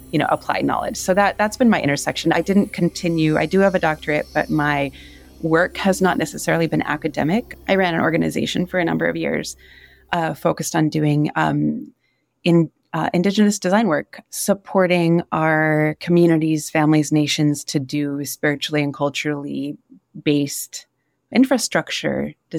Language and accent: English; Yurok community, Northern California, United States; also born or lived in Wisconsin; now in Tucson, United States; I was raised in the Yurok community in Northern California, and now live part on Tona'atam lands in Tucson, Arizona